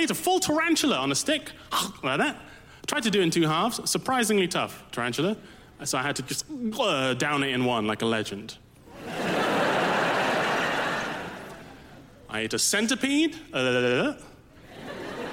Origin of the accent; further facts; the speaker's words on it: Malaysia; As a kid in Malaysia, growing up in Malaysia